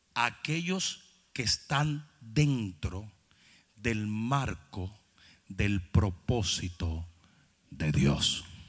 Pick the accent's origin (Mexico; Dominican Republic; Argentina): Dominican Republic; moved away